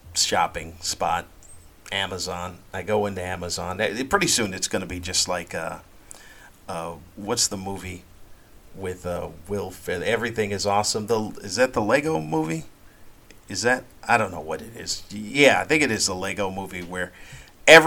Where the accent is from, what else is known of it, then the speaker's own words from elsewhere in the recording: United States; accent: American; I am American